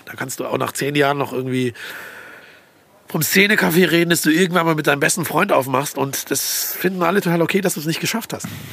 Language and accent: German; Lake Constance, Baden-Württemberg, Germany; now in Frankfurt, Germany; ich bin am Bodensee groß geworden